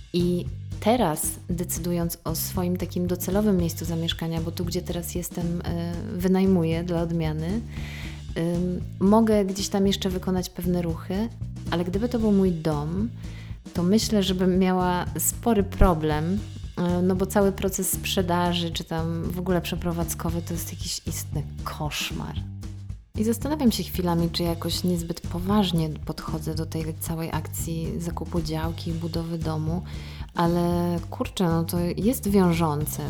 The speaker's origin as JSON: {"language": "Polish", "town": "Otwock", "region": "Masovian Voivodeship", "country": "Poland", "tie": "born or raised there", "moved": "yes", "said": "miejsca, w którym się wychowałam i przemieszkałam e, ponad 20 lat"}